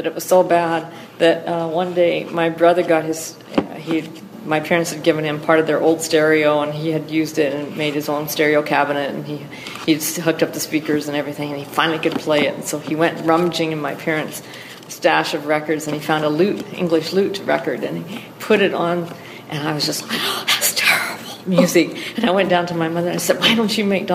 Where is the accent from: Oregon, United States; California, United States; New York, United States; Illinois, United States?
Oregon, United States; We grew up in Lily White, Oregon